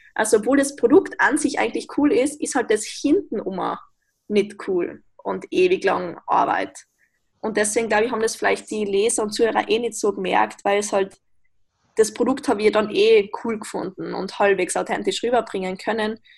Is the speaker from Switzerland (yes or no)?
no; Austria; wie man vermutlich hören kann, ich bin aus Österreich